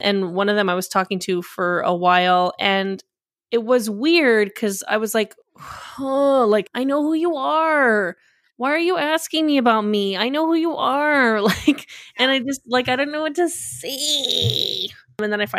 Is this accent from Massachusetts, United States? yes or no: yes; Massachusetts, United States; born there; But like, no, I was born in Massachusetts, not in Mallorca. But my family's all in Spain right now.